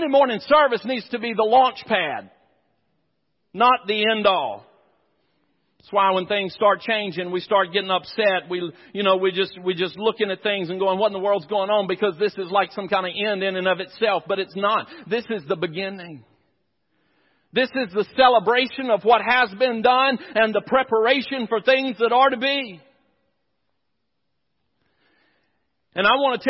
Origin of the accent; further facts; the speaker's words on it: near the Chowan River, North Carolina, United States; I grew up out in the country. I grew up near the Chowan River